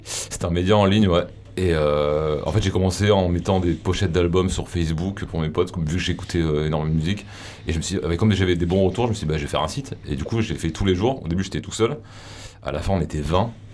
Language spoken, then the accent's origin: French; Avignon, Provence-Alpes-Côte d'Azur, France; je viens du, d'Avignon